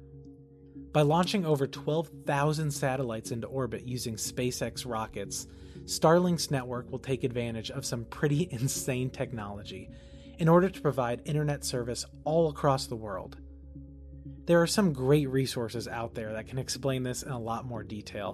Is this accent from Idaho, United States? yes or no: no; Kentucky, United States